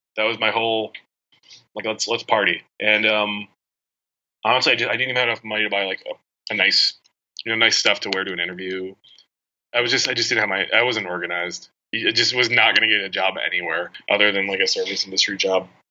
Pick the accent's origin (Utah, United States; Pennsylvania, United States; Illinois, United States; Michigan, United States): Illinois, United States; Chicagoland suburbs; moved away as an adult; now in New York, United States; growing up in the Chicagoland suburbs, like 18 years